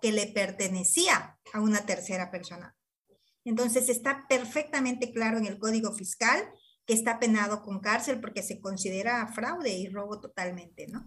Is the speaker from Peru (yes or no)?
no; Mexico; nosotros como ciudadanos mexicanos